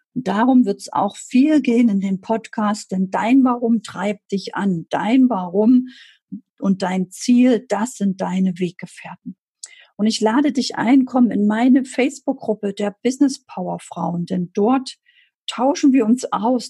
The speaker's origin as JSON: {"language": "German", "country": "Germany", "tie": "born or raised there", "said": "Ich bin 1978 in der DDR geboren. Ich bin also aufgewachsen in einem System, wo ich mich nicht wohlfühlte."}